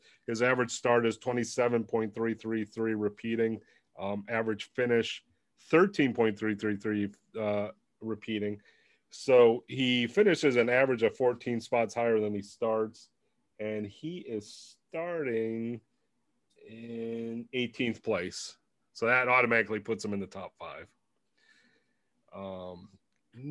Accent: Cleveland, Ohio, United States; I'm from Cleveland

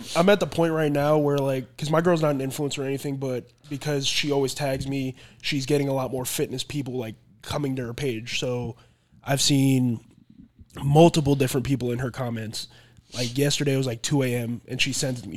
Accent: Florida, United States; moved away; I came back down to Florida, played in my hometown.

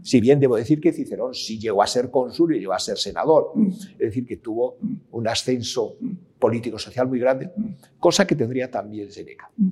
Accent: Madrid, Community of Madrid, Spain; also born or lived in Salamanca / Ávila / Peñaranda de Bracamonte; mi familia pues, es de Salamanca y Ávila, sobre todo Salamanca, Pierna de Bracamonte, aunque yo nací en Madrid por diferentes circunstancias

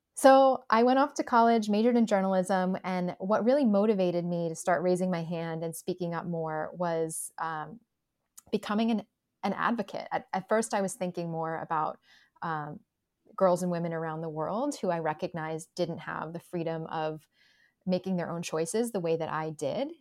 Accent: New Jersey, United States; I grew up in the New Jersey suburbs

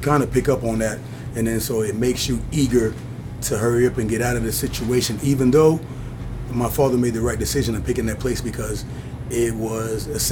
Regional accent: Kinshasa, DR Congo; moved away; that's where I'm originally from. I was born in Kinshasa, Zaire

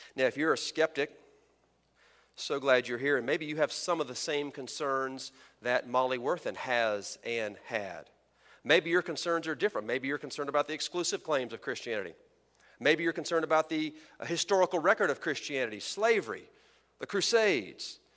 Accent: Texas, United States; Texans, my home country, I mean state

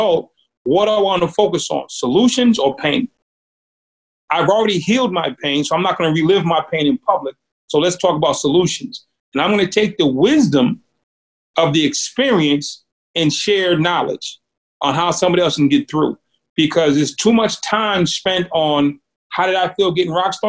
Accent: Boston, Massachusetts, United States; When I grew up in Boston, Massachusetts, it's an extremely divided and racially charged city

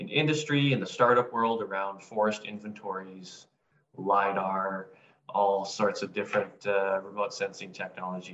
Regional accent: British Columbia, Canada; my roots had me growing up in British Columbia

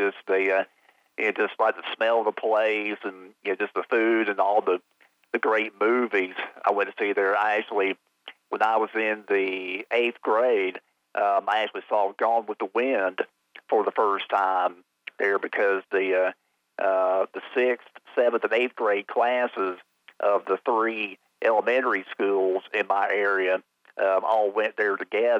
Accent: Robbins, North Carolina, United States; I'm about probably 10 to 15 miles north of my hometown of Robbins.

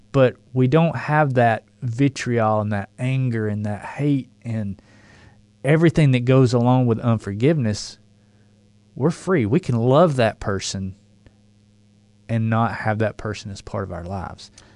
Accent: the South, United States; accent: southern drawl

